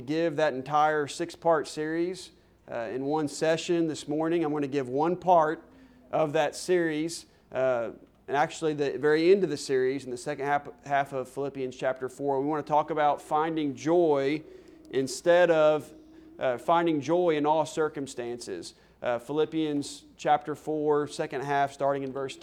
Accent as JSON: {"language": "English", "town": "Stillwater", "region": "Oklahoma", "country": "United States", "tie": "born or raised there", "also_born_or_lived": "Sallisaw, Oklahoma", "moved": "as an adult", "lives_now": "Canyon, Texas, United States", "said": "I am from Stillwater, Oklahoma, went to college there. Actually went to high school in Salisaw, Oklahoma, just across the state line."}